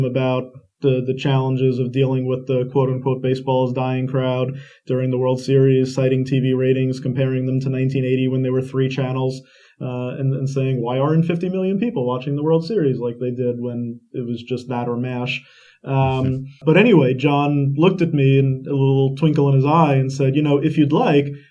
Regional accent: Long Island, New York, United States; when I was 6 years old, it was 1986, growing up on Long Island

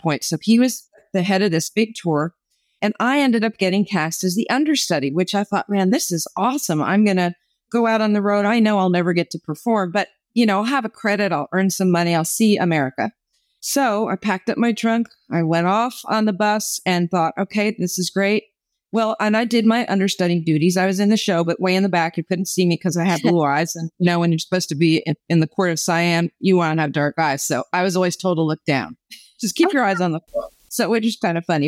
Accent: New Jersey, United States; moved away as an adult; also born or lived in New York; I grew up in New Jersey, moved to New York because I wanted to be famous

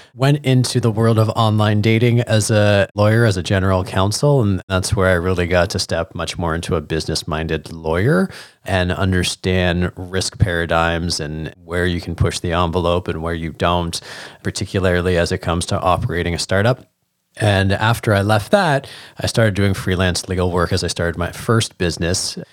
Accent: Hamilton, Ontario, Canada; being a young Jewish boy growing up in Hamilton

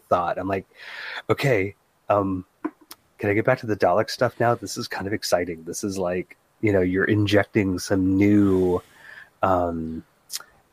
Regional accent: United States; I'm an American

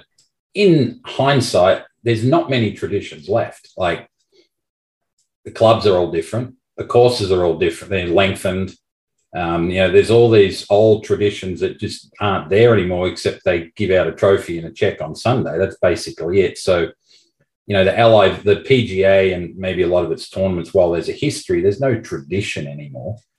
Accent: Australia; growing up in Australia

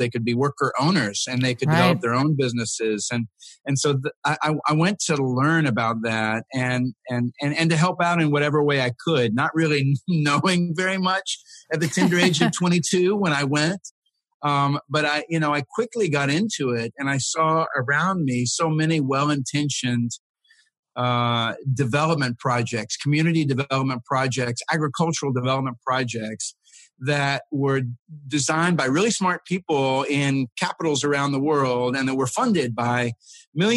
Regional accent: Texas, United States; I grew up in Texas mostly

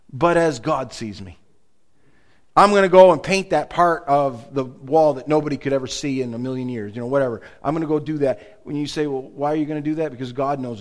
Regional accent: United States; accent: American English; also born or lived in Canada; as soon as I would speak, people would know that I was from America

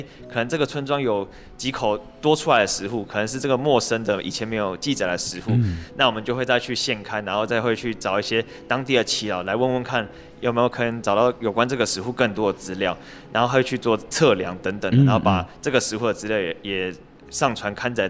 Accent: Penghu County, Taiwan; 因为澎湖这边的庙宇的密度也很密集嘛，所以就是可以在我们澎湖人这种信仰的也是非常之虔诚

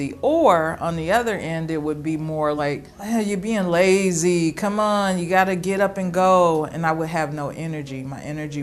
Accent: Pine Bluff, Arkansas, United States; moved away as an adult; now in Milwaukee, United States; I was born in Pine Bluff, Arkansas, and I've lived in Milwaukee for about 21 years, so I guess I'm a Wisconsinite now

